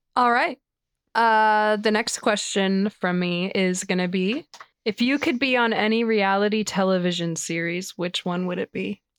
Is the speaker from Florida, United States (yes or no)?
yes; Florida, United States; moved away as an adult; also born or lived in Minnesota; I hated growing up in Florida